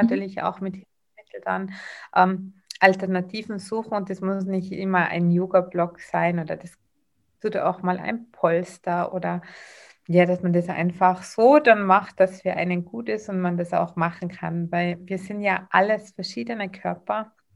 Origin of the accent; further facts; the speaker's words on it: Tyrol, Austria; accent: Tyrolean; Ich bin aus Tirol, wie man wahrscheinlich ein wenig hören wird.